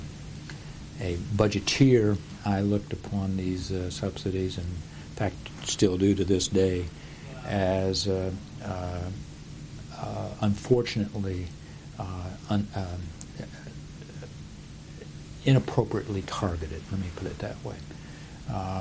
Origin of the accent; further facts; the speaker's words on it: Indiana, United States; moved away as an adult; I came from Indiana